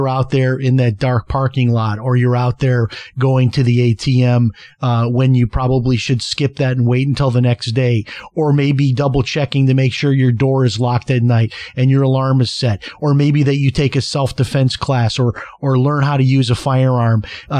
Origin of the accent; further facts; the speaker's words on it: Chicago, Illinois, United States; I mean, I remember growing up in Chicago, we left the house unlocked.